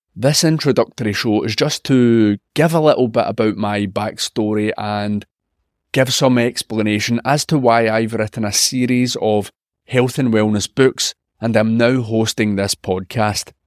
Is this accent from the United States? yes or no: no; Scotland, United Kingdom; I'm a Scottish health and wellness journalist